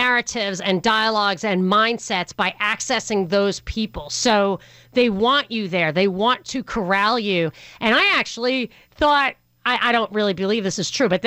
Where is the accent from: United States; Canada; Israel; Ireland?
United States; New York; moved away; I grew up in New York